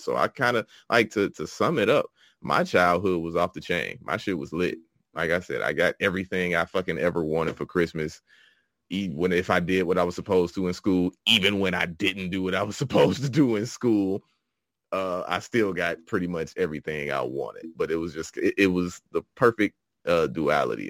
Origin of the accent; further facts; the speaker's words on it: Chicago, Illinois, United States; Originally from Chicago, Illinois